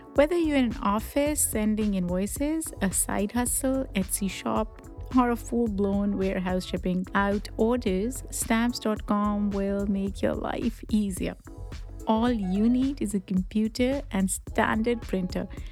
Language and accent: English; Pakistan; accent: Pakistani; English is a second language; now in United States; I grew up in Pakistan